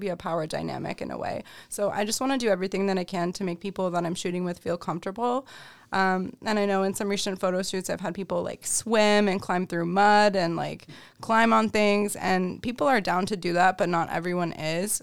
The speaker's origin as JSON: {"language": "English", "town": "Rochester", "region": "New York", "country": "United States", "tie": "born or raised there", "also_born_or_lived": "Albany, New York", "said": "Rochester, born and raised. I grew up over in Henrietta"}